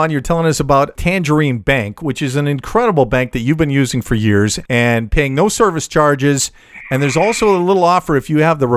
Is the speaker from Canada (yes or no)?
yes; Canada; Very polite because we're Canadian.